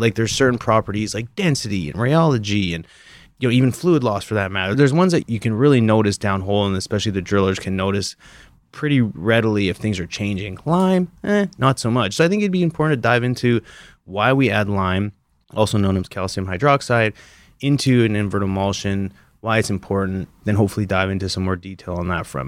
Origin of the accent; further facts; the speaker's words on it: Canada; moved away; growing up in Canada